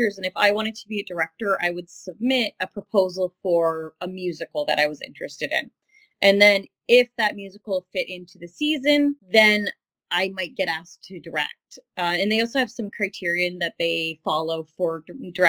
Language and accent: English; Windsor, Ontario, Canada; I grew up in Windsor, Ontario